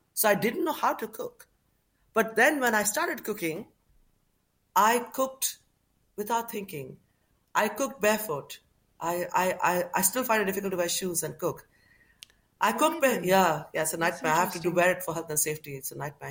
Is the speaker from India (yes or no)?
yes; Kolkata, West Bengal, India; now in United Kingdom; growing up in Calcutta